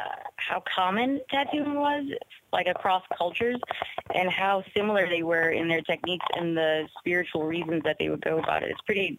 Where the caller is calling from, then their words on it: New Orleans, Louisiana, United States; Hey, Ryan. Hey, Joe. This is Eyes Open from New Orleans.